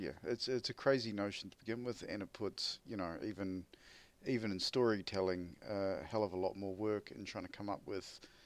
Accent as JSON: {"language": "English", "country": "New Zealand", "said": "I'm from New Zealand, mate."}